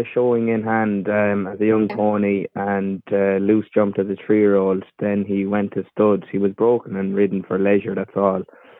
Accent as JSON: {"language": "English", "town": "Athlone", "region": "Connacht", "country": "Ireland", "said": "I'm from Athlone in County Roscommon, also in the breeding of ponies and equine, living on the family farm of cattle and horses."}